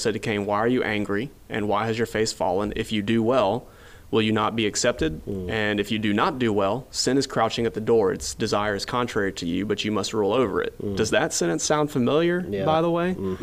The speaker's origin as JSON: {"language": "English", "region": "Louisiana", "country": "United States", "said": "I'm from Louisiana"}